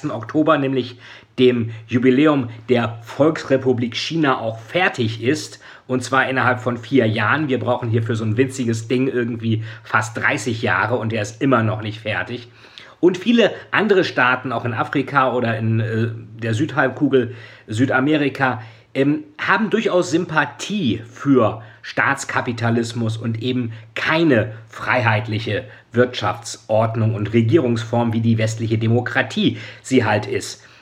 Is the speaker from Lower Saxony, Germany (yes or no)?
yes; Lilienthal, Lower Saxony, Germany; also ich bin in Lilienthal zur Schule gegangen, in Niedersachsen.